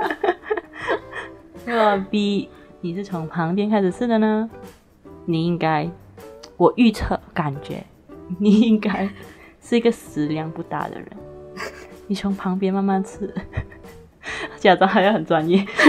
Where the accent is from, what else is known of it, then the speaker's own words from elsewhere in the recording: Malaysia; accent: Malaysian; 我们是来自马来西亚的华人。我们的华语当然不会很标准啦